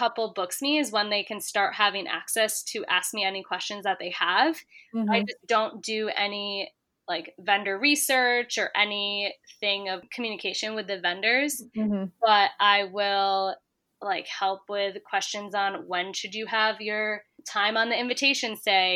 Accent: Syracuse, New York, United States; moved away as an adult; now in New York City, United States; I'm from the Syracuse area

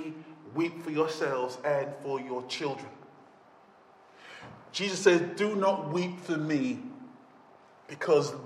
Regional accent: United Kingdom; we're British

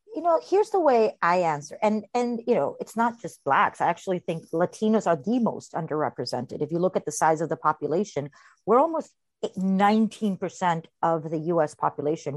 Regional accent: Costa Rica; moved away as an adult; now in New York, United States; I was born and raised in Costa Rica.

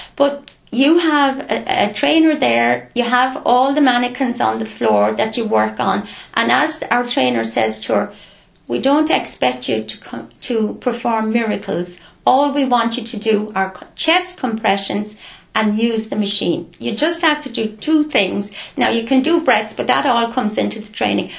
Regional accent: Clonegall, County Carlow, Ireland; I'm a local. I grew up in Gary Haston, Clonegall.

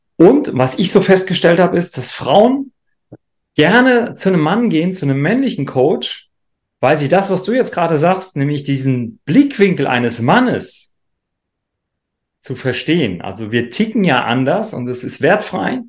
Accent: Rhineland-Palatinate, Germany; ich komme ja aus dem Rheinland-Pfälzischen

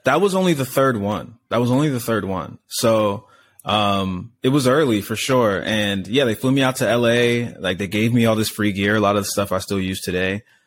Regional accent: Laurel, Maryland, United States; moved away as an adult; also born or lived in Orange County / Hollywood; now in Los Angeles, United States; I grew up in a town called Laurel, Maryland

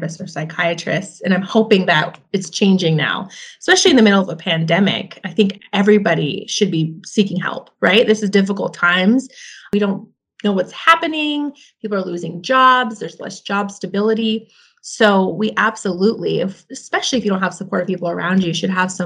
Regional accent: Spokane, Washington, United States; I come from Hilliard. And just growing up, there was just different sets of challenges

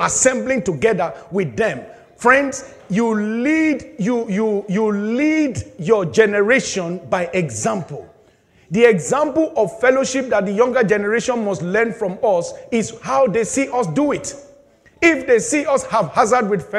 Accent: Nigeria; moved away as an adult; I was very young in secondary school, back in my home country, Nigeria, I was in boarding house

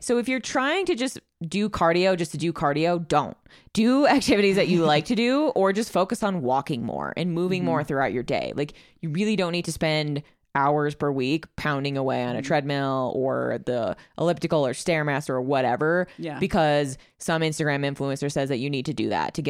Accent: Chicago, Illinois, United States; I'm from Chicago, so I walk

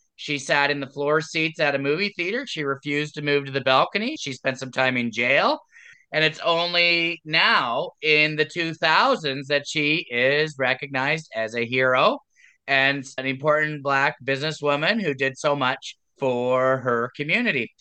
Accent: Waterloo Region, Ontario, Canada; I grew up in the Waterloo region area

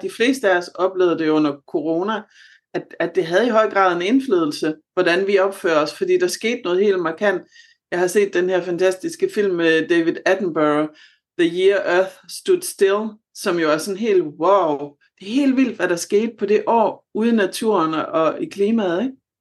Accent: Southern Jutland, Southern Denmark, Denmark; moved away; Jeg er oprindelig fra Sønderjylland

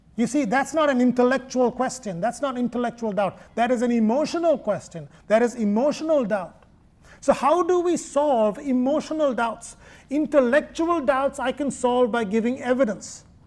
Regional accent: Kerala, India; moved away; Thomas, St. Thomas, came to my home state in AD 52

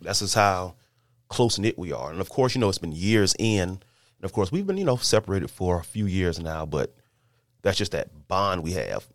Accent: Lake City, South Carolina, United States; we're all from Lake City, South Carolina

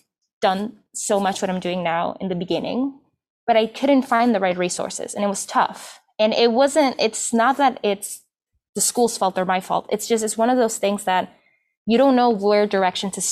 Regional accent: Chicago, Illinois, United States; also born or lived in Peru; So I've been in Chicago since I was 3. I came from Peru. And I mean, in high school, I took myself out to take the trains and stuff. So I'm a Chicago native

